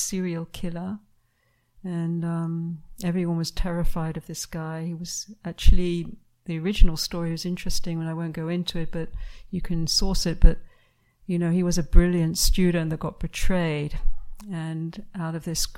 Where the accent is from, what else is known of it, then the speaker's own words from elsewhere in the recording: United Kingdom; moved away; my home country of UK